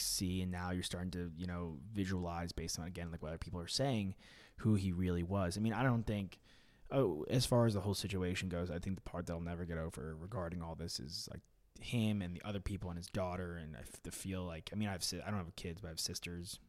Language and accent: English; New York, United States; being a New Yorker, and I'm young